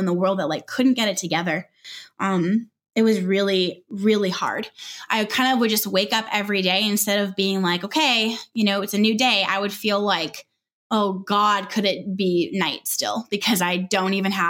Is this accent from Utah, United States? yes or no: no; Southern California, United States; moved away as an adult; also born or lived in Northwest Arkansas; we're from Southern California and we were moved to Northwest Arkansas